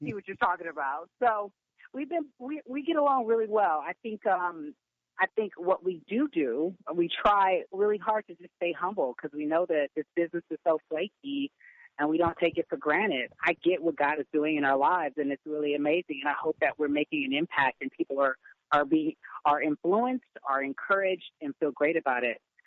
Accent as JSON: {"language": "English", "town": "Pasadena", "region": "California", "country": "United States", "tie": "born or raised there", "also_born_or_lived": "Inglewood, California", "said": "I grew up in Pasadena, born in Inglewood, but grew up in Pasadena"}